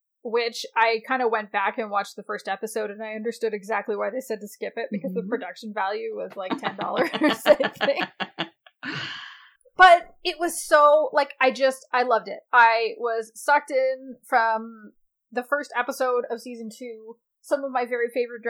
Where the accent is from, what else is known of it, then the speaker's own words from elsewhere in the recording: Canada; I'm a Canadian